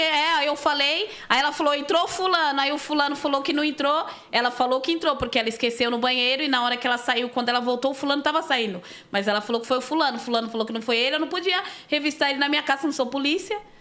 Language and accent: Portuguese; São Paulo, Brazil; Sou nascida em São Paulo, nasci no Hospital da Vila Maria